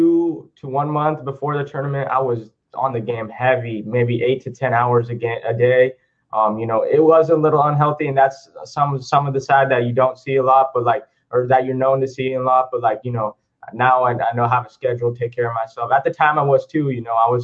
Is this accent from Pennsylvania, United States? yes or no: no; Modesto, California, United States; now in Yuba City, United States; I was born in Modesto, California, but I stay out here near Yuba City, California. It's near Sacramento